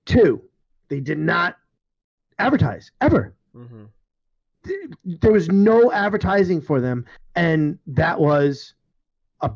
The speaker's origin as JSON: {"language": "English", "region": "New York", "country": "United States", "said": "I'm from New York"}